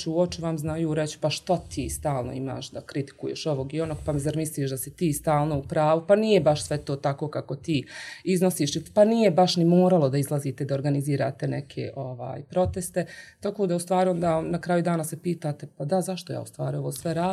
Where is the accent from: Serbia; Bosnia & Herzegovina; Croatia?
Bosnia & Herzegovina; Livno, Federation of Bosnia and Herzegovina; also born or lived in Germany; jer se ja vraćam u malu sredinu, to je moj rodni grad Livno